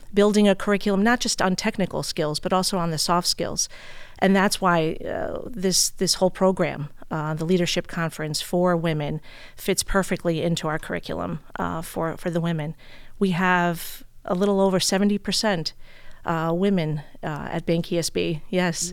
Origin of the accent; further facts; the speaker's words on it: New York City, New York, United States; moved away as an adult; now in East Hampton, United States; born and raised in Brooklyn, New York